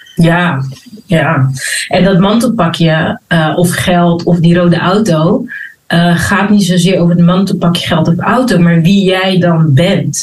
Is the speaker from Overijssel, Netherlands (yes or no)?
no; Rotterdam, South Holland, Netherlands; also born or lived in Abu Dhabi; Geboren en getogen in Rotterdam